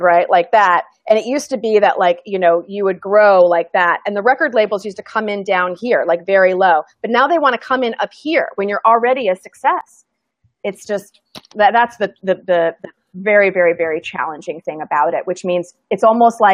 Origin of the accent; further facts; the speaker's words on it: Midwest, United States; I'm from the Midwest